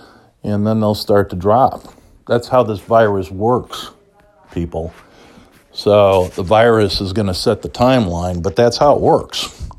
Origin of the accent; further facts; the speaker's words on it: Chicago, Illinois, United States; But because I'm from the South Side, I'm not going to pay $10 for a beer.